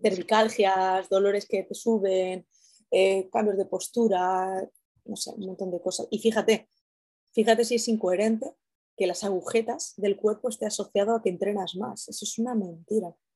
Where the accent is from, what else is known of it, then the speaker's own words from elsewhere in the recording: Castilla-La Mancha, Spain; yo soy manchega